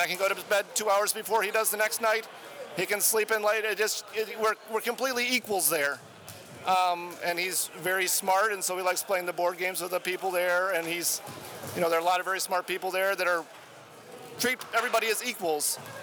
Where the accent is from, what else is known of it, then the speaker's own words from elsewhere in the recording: Madison, Wisconsin, United States; Madison, Wisconsin